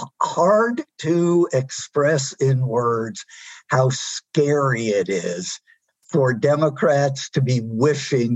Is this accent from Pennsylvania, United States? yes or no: yes; Pennsylvania, United States; my home state